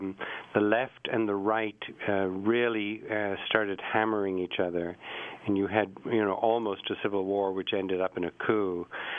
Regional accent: England, United Kingdom; also born or lived in Ireland; I was born in Ireland, and the Irish are hot-blooded, and they like to fight, and they're... You know, they're very strong-willed people. And I said, then I also grew up in England

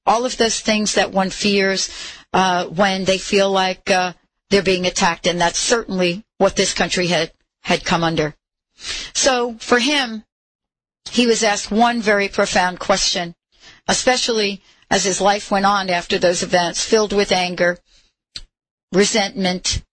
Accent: New York, United States; we're New Yorkers

